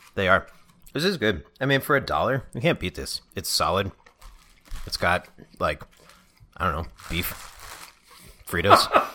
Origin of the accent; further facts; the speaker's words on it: New York, United States; I am from New York